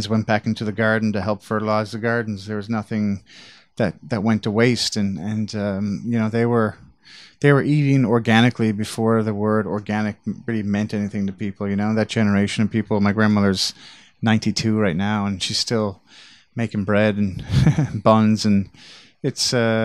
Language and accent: English; St. John's, Newfoundland and Labrador, Canada; I grew up in St. John's, which is the capital of Newfoundland and Labrador.